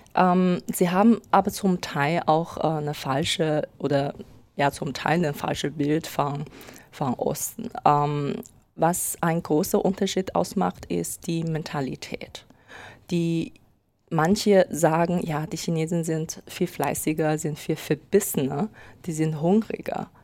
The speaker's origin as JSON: {"language": "German", "country": "China", "moved": "as an adult", "lives_now": "Germany", "said": "ich komme aus China und äh, lebe seit acht Jahren ungefähr in Deutschland"}